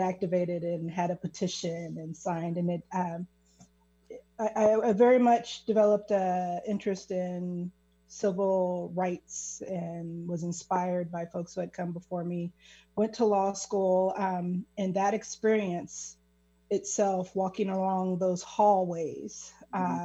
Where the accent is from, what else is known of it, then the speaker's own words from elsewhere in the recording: Kansas City, Missouri, United States; I'm originally from Kansas City, Missouri. So that is a hyper segregated city. And uh, just growing up, it, you're very, very aware of race